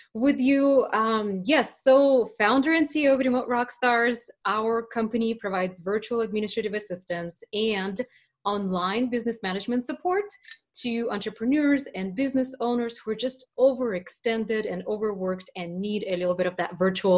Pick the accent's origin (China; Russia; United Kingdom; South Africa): Russia; moved away; I was raised back in Russia at the very end of the Soviet times